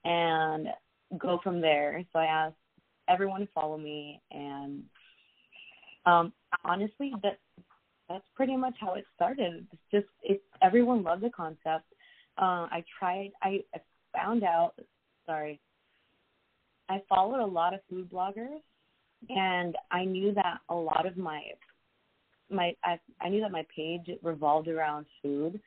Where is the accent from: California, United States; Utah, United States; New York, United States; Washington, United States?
California, United States; South Gate; also born or lived in Whittier / Downey / South Bay, Los Angeles; I was born and raised in LA with Salvadorian parents and three sisters. I know LA like the back of my hand. So for the most part, I grew up in the city of Southgate